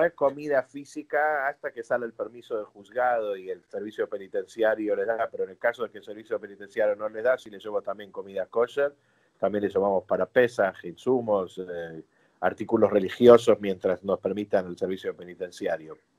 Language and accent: Spanish; Argentina; also born or lived in New York, United States; yo no nací en Argentina, nací en Nueva York, mi mamá es argentina, mi papá es americano